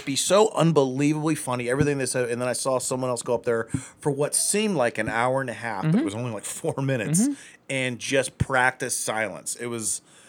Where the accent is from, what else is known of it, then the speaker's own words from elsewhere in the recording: Akron, Ohio, United States; I'm from Akron.